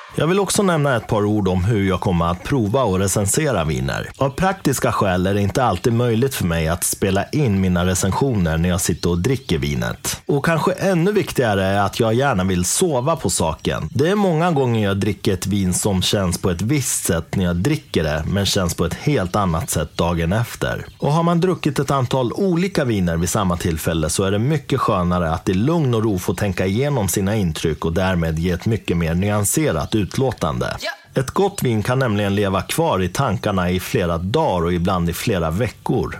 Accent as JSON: {"language": "Swedish", "region": "Dalarna County", "country": "Sweden", "tie": "born or raised there", "also_born_or_lived": "Uppsala", "moved": "as an adult", "said": "jag är uppvuxen i Dalarna, flyttade sen till Uppsala där jag utbildade mig i många år"}